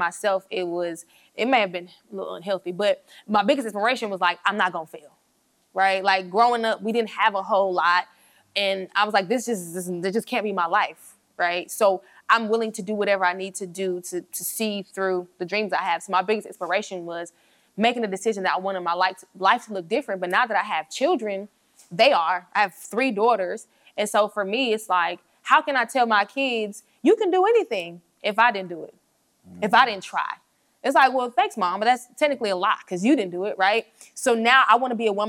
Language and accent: English; Atlanta, Georgia, United States; moved away as an adult; also born or lived in New York / Tuskegee, Alabama; now in Birmingham, United States; I was born in New York. I was raised in Atlanta.